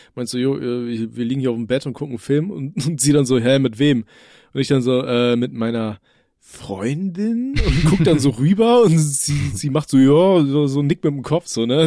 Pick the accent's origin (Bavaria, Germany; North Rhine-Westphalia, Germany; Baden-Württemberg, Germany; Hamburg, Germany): North Rhine-Westphalia, Germany; bei uns in NRW